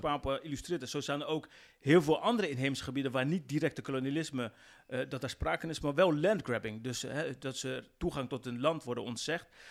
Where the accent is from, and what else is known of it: West Papua, Indonesia